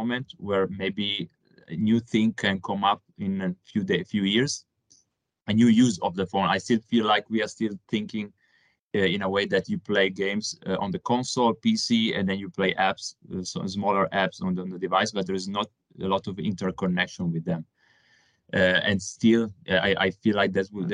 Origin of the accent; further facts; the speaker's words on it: Italy; accent: Italian; moved away as an adult; now in Germany; I'm from Italy, as you can tell from my accent.